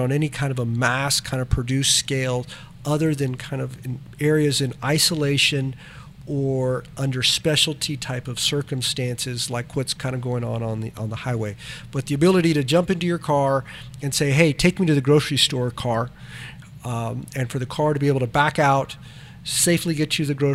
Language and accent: English; South Texas, United States; we're from South Texas